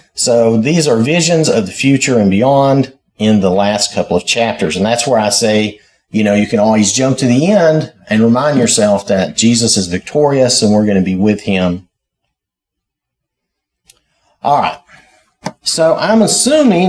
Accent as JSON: {"language": "English", "region": "the South", "country": "United States", "said": "I'm from the South"}